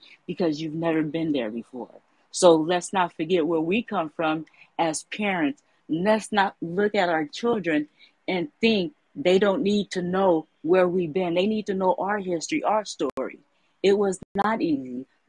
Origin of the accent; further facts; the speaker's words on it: San Francisco, California, United States; I'm raised and born in Frisco. I'm from the Bay.